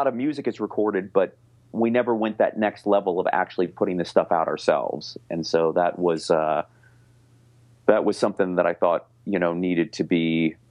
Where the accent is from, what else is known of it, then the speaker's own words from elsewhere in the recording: Baltimore, Maryland, United States; I am from Baltimore.